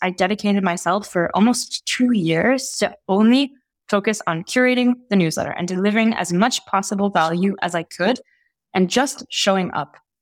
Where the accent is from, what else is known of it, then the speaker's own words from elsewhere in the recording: Italy; moved away; also born or lived in Egypt / Oxford / Geneva; I grew up in Italy. I'm Egyptian Italian. I spent most of my childhood in Italy